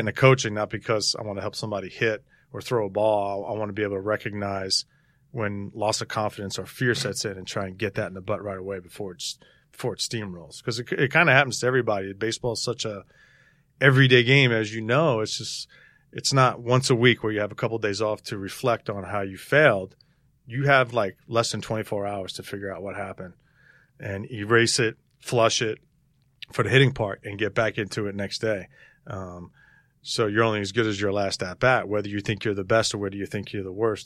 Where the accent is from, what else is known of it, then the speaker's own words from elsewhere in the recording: New York City, New York, United States; moved away as an adult; Grew up, uh, a family of Yankee fans growing up in Astoria, just playing in the, in the, in the street, playing stickball all the time